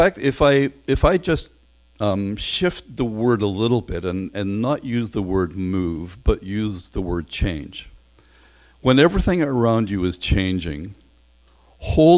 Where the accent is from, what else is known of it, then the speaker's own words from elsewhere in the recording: Northern Ireland, United Kingdom; now in Canada; I'm from Northern Ireland